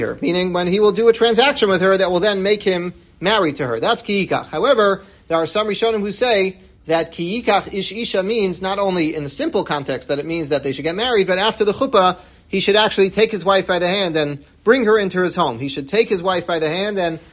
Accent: New York City, New York, United States; I grew up in Washington Heights, and in Breuer's, I remember every Shabbos as a kid

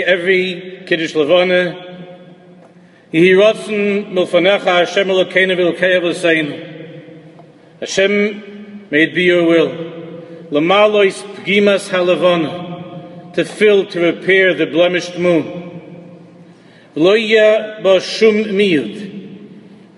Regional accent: New York City, New York, United States; Growing up in America, I attached myself as much as I could as a Yankee fan in Queens, growing up

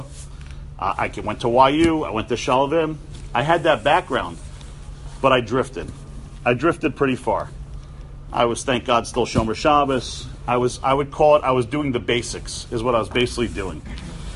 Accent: New York City, New York, United States; I grew up on the Upper West Side of Manhattan

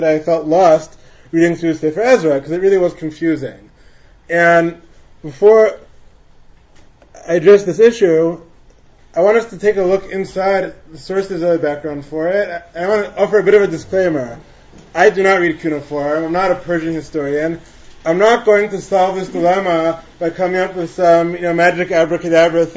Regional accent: Teaneck, New Jersey, United States; I grew up in Teaneck

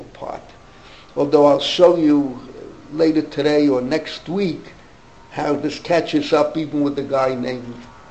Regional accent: New York City, New York, United States; I grew up in the Bronx

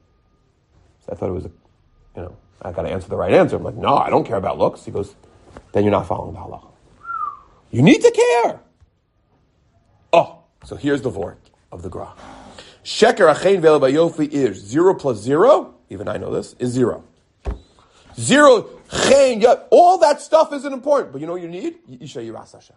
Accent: United States; now in Jerusalem, Israel; because I'm from America

